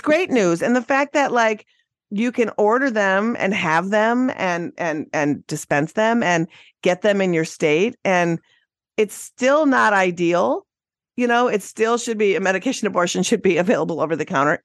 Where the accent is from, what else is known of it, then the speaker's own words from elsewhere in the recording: Minnesota, United States; moved away; My home state of Minnesota